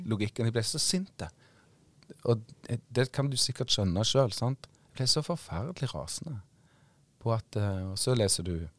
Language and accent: Norwegian; Western Norway, Norway; jeg er vestlending